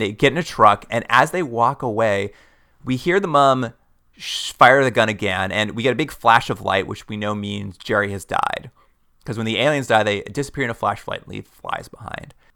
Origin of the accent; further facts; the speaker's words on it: Canada; we're from Canada